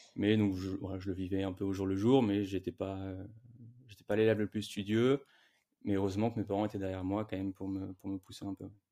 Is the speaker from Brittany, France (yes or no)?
no; Ville-d'Avray, Île-de-France, France; là où j'ai grandi, euh, en région parisienne, une petite ville qui s'appelle Ville d'Avray.